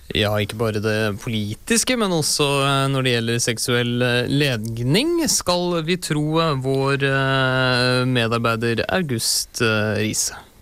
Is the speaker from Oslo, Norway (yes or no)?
yes; Oslo, Norway; født og oppvokst på Oslos bedre side